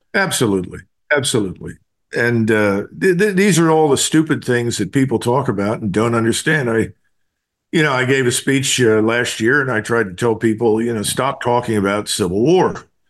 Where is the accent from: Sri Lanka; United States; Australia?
United States; Philadelphia, Pennsylvania; I'm from Philadelphia